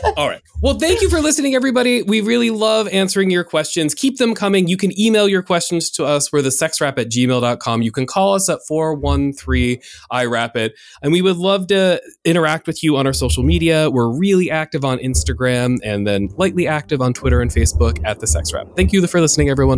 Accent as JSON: {"language": "English", "country": "United States", "tie": "born or raised there", "said": "I'm in America and I grew up in the United States"}